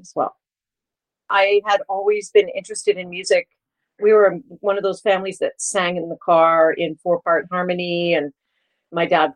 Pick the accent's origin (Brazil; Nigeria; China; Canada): Canada; Markham, Ontario; also born or lived in Kingston, Ontario; I was born in Kingston, Ontario. I grew up in Markham, Ontario.